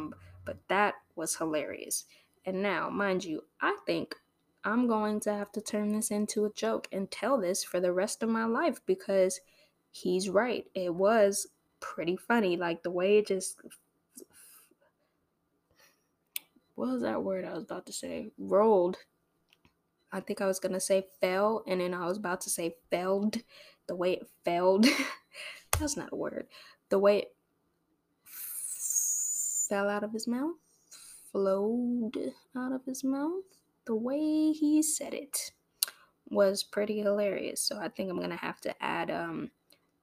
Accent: Torrance, California, United States; also born or lived in Los Angeles, United States; now in Orange County, United States; I grew up in Torrance

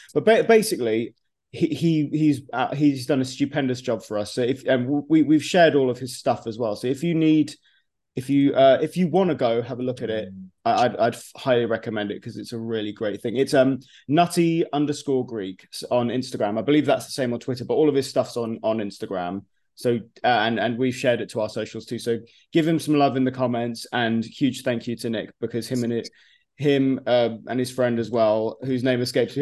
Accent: United Kingdom; I'm you know ethnically from Cyprus, but I was born in the UK. I'm I am in, I am British

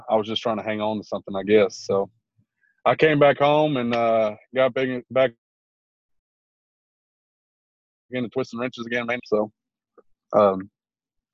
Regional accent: Houston, Texas, United States; moved away as an adult; now in Arkansas, United States; I'm originally from Houston, Texas, grew up there, was there till about, I was 27

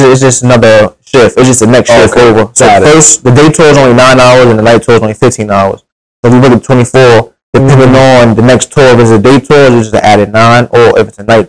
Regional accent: New York City, New York, United States; I'm born and raised in Brooklyn.

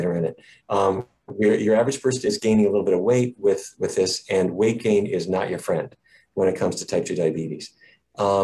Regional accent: Fargo, North Dakota, United States; When I was a kid, I grew up in Fargo, you know, Fargo, North Dakota

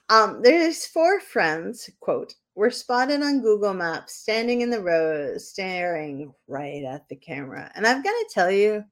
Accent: New England, United States; I am stupid and from New England

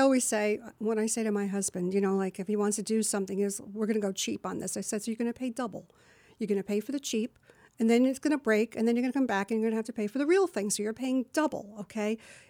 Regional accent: New Jersey, United States; born there; accent: New Jersey; I was born in New Jersey, and it took years

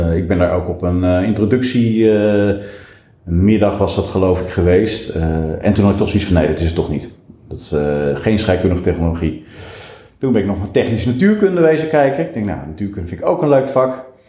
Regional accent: Lelystad, Flevoland, Netherlands; also born or lived in Nijmegen; wij vertrokken naar het eh, toen nog vrij lege Lelystad

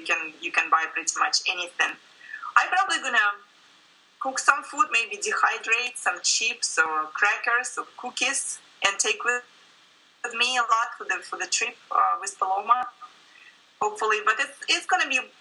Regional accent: Russia; moved away as an adult; now in United States; I grew up in Russia

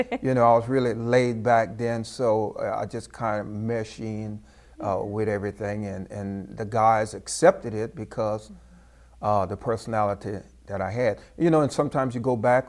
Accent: Port Barre, Louisiana, United States; I grew up in Port Barry, Louisiana.

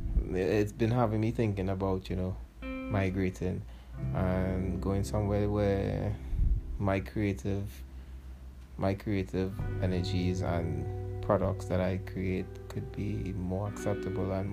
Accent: Trinidad & Tobago; as a Trinidadian hip-hop artist, I should say, like, we're not really appreciated in Trinidad and Tobago

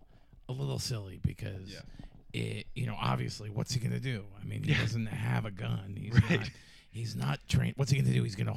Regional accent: New York City, New York, United States; I am from New York. I'm from Park Slope.

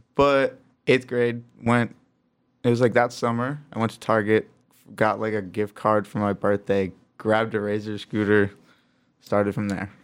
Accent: Traverse City, Michigan, United States; also born or lived in Grand Rapids, Michigan; now in Los Angeles, United States; born in Grand Rapids, grew up in Traverse City, Michigan, and now I live out in Los Angeles, California

